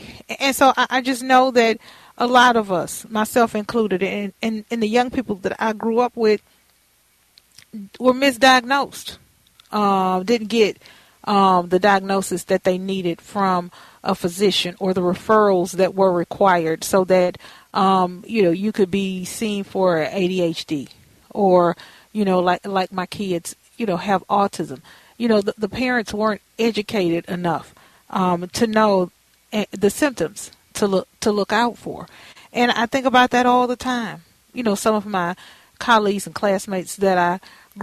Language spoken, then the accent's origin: English; Houston, Texas, United States; a community center near my home where I grew up in Fifth Ward